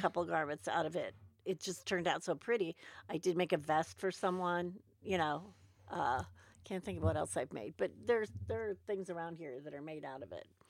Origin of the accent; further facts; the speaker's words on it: United States; I'm an American